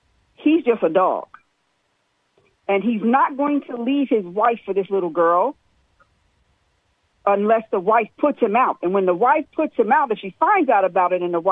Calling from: Long Island, New York, United States; I'm calling from Long Island, New York

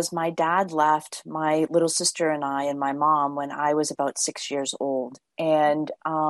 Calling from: Massachusetts, United States; Am south of Boston, Massachusetts, very close to Cape Cod.

